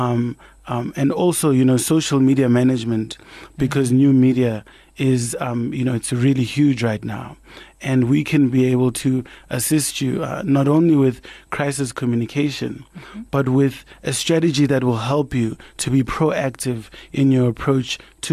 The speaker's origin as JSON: {"language": "English", "town": "Kagiso", "region": "Gauteng", "country": "South Africa", "tie": "born or raised there", "said": "the household where I grew up in Kagiso"}